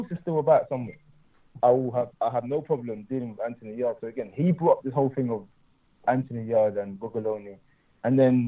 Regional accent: Stratford, London, United Kingdom; I grew up in Stratford

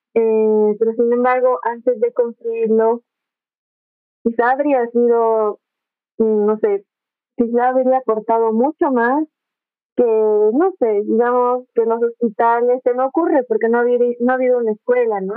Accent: Bolivia; la Bolivia que somos, que al final somos como una mezcla de todo

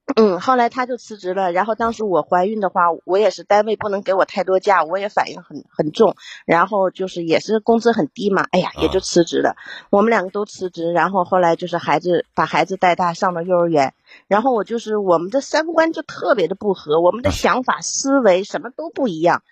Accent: Yingkou, Liaoning, China; now in Shanghai, China; 我是城市的，啊。我是营口市的

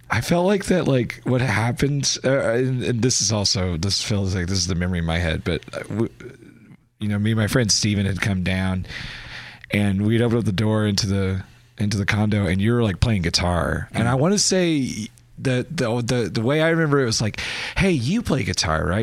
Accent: Kerrville, Texas, United States; now in Austin, United States; my hometown, Kerrville

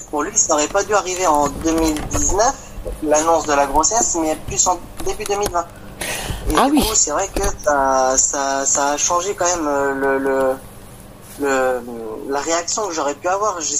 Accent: Grand Est, France; j'ai 27 ans et je viens de Champagne-Ardenne.

